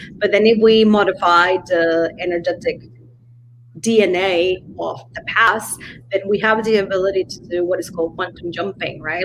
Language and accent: English; Mexico; I come from Mexico